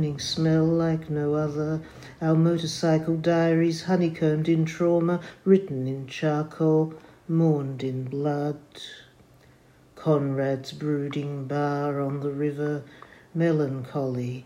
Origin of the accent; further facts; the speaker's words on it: Melbourne, Victoria, Australia; I'm from Melbourne, Australia.